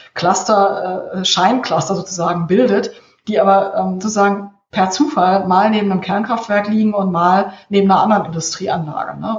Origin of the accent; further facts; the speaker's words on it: Cologne, North Rhine-Westphalia, Germany; moved away; ich bin im Kölner Norden aufgewachsen